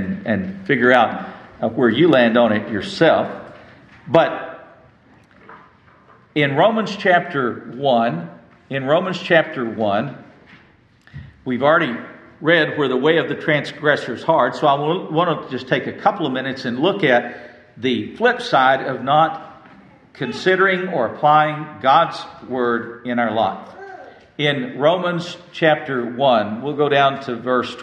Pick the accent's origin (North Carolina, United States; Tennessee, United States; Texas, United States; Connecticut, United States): Texas, United States; West; I grew up in West Texas